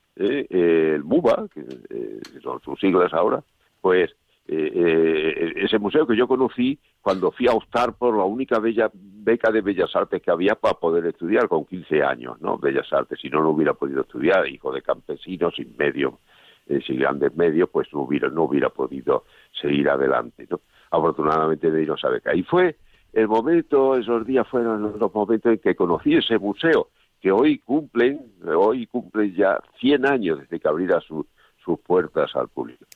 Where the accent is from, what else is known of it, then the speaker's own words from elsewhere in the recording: Monesterio, Extremadura, Spain; moved away; yo soy extremeño, claro, yo nací en Monesterio, Badajoz